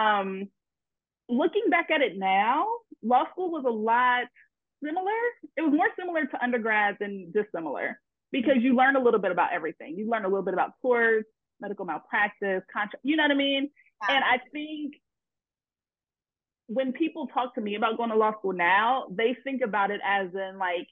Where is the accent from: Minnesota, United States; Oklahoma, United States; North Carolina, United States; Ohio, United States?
Ohio, United States; Columbus; also born or lived in Baton Rouge, Louisiana; I'm from Columbus, Ohio